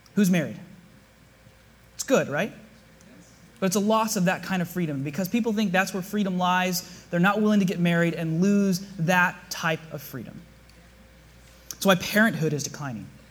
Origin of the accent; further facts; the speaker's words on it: South Bay, California, United States; I grew up here in the South Bay